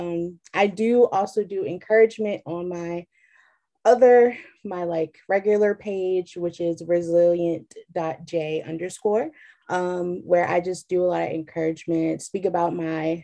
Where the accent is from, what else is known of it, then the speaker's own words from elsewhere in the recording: Chesapeake, Virginia, United States; I am from Chesapeake, Virginia